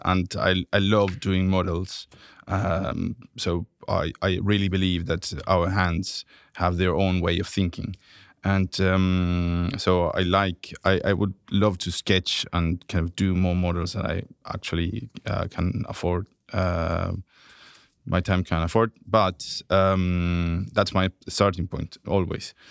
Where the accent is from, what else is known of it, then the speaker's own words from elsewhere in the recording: Santiago, Santiago Metropolitan Region, Chile; moved away as an adult; I grew up in Santiago, Chile